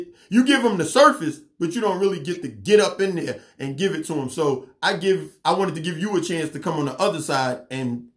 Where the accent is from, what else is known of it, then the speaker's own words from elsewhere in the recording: New York City, New York, United States; now in Gwinnett County, Georgia, United States; I'm from Queens.